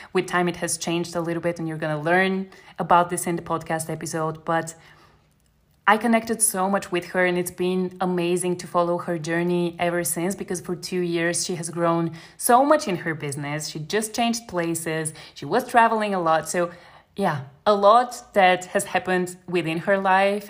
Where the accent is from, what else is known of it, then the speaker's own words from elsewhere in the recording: Bulgaria; moved away as an adult; also born or lived in Germany; now in Berlin, Germany; I was I think 19 when I moved from Bulgaria to Germany